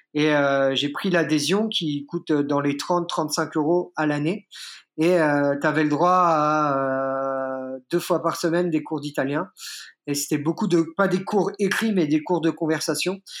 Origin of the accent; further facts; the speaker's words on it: Burgundy, Bourgogne-Franche-Comté, France; moved away as an adult; now in Rome, Italy; Je suis à la base euh, originaire euh, de la Bourgogne, mais ayant euh, des origines corse et italiennes